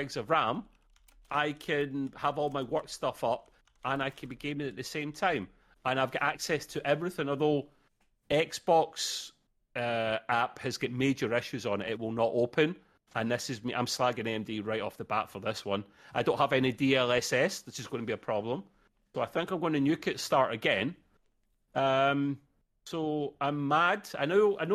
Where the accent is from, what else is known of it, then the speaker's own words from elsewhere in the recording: Scotland, United Kingdom; I'm the Scottish Dell boy.